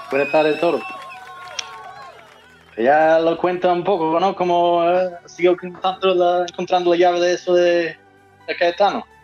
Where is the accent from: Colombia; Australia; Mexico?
Australia; accent: mix of Australian and Andalusian; Spanish is a second language; now in Valverde, Spain; Pues un australiano, aunque tengo un acento raro, pues una mezcla ya de australiano y, andaluz